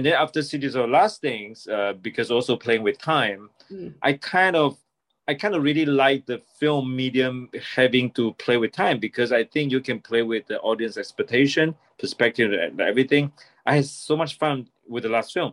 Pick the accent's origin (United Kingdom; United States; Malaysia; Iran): Malaysia; also born or lived in Toronto, Canada; now in Taiwan; I'm a filmmaker from Taiwan. I'm actually a Malaysian. I was born in Malaysia, and I spent 2 years in Toronto when I was very young.